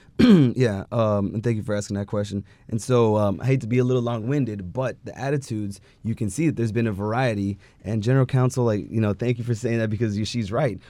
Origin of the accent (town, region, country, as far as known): California, United States; born or raised there